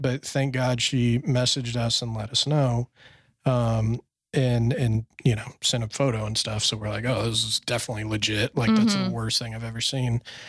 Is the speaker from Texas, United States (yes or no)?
yes; Fort Worth, Texas, United States; being in Fort Worth, my hometown, you know, where you're from